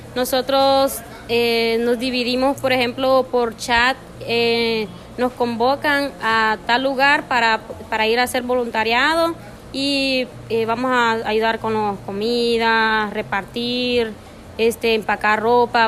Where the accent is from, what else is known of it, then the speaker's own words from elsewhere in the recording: El Progreso, Yoro, Honduras; soy del Progreso Lloro